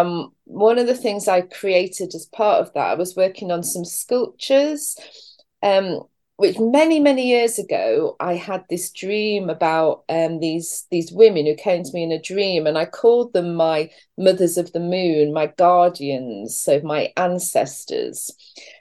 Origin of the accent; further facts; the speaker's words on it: England, United Kingdom; now in St Just, Cornwall, United Kingdom; I was born and brought up in this country